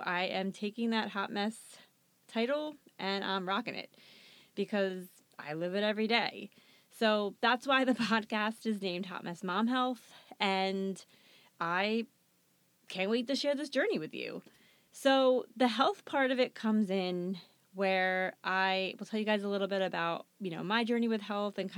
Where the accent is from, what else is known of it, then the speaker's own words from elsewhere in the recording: New Jersey, United States; I am born and bred in New Jersey. I love living here